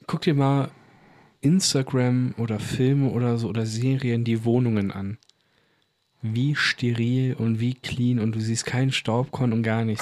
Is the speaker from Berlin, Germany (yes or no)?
no; Bochum, North Rhine-Westphalia, Germany; wir kommen ja auch aus Bochum